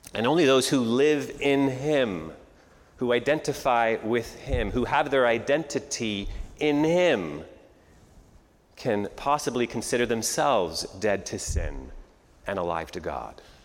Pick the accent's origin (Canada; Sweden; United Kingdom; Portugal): Canada; moved away as an adult; now in United States; I was born and raised in Canada